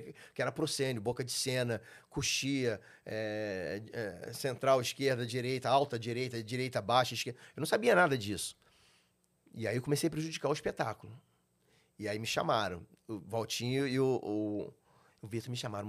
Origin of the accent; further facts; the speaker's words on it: São João de Meriti, Rio de Janeiro, Brazil; also born or lived in Laranjeiras, Rio de Janeiro / Jardim Primavera, Duque de Caxias; Eu fui criado nesse sítio até os 5 anos de idade. Depois fui para São João de Meriti, meu pai se mudou para lá. fui criado na Venda Velha ali